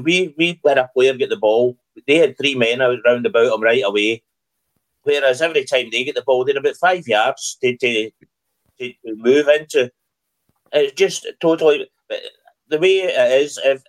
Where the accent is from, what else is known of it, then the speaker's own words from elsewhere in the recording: Netherlands; I was brought up in football in Holland, and I've seen amateur footballers be better than our midfield was yesterday.